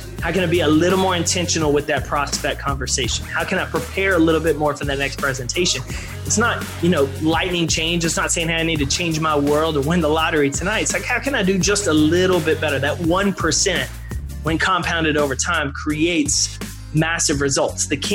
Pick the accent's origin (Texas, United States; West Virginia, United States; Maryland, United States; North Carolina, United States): Texas, United States; East; I grew up in East Texas